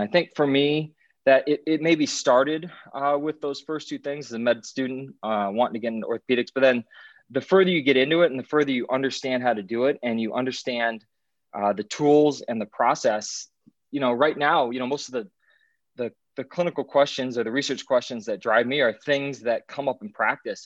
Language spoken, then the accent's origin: English; Iowa, United States; moved away as an adult; also born or lived in Alexandria, Virginia; now in Chicago, United States; I'm from Iowa originally